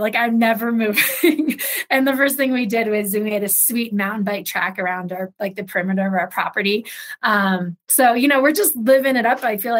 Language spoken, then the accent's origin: English; Ohio, United States; also born or lived in Los Angeles; I grew up in Ohio. Like, I guess both of us were from small town, mountain towns.